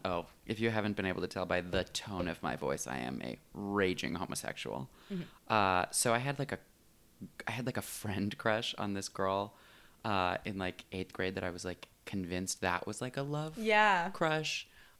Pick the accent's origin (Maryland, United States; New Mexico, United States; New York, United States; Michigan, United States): Michigan, United States; moved away as an adult; now in Los Angeles, United States; No, I'm from Michigan.